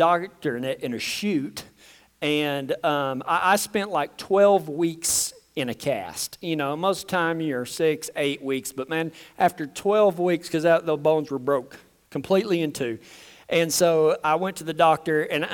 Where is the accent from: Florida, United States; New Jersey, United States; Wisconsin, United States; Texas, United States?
Texas, United States; West; I grew up in West Texas around the mesas, and I hunted snake rattlesnakes for a living